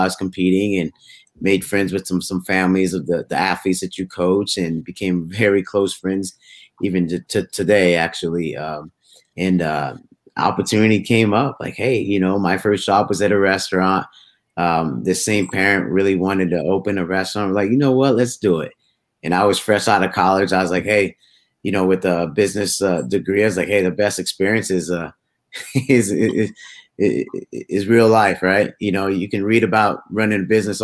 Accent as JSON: {"language": "English", "town": "Naples", "region": "Florida", "country": "United States", "tie": "born or raised there", "also_born_or_lived": "Haiti / Oregon / Oklahoma", "moved": "as an adult", "said": "I was born in Haiti, immigrated to U.S. mid-90s, lived in Oregon for a stint, and then really kind of grew up in Florida, Southwest Florida, Naples, Florida"}